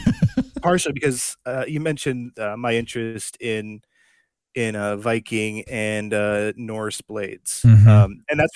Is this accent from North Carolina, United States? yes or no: no; Upper Peninsula of Michigan, United States; born or raised there; moved away